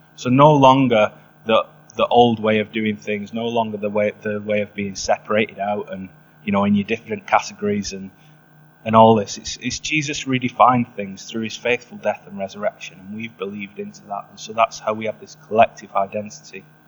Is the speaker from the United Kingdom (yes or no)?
yes; England, United Kingdom; I'm from England